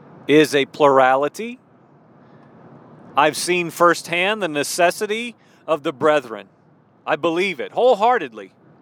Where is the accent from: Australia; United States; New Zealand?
United States; Illinois; also born or lived in Maryland / East Texas / Baton Rouge, Louisiana; I was born in Maryland. My dad was in the military. I don't remember anything there. I was a mere baby. I grew up most of my life in central Illinois.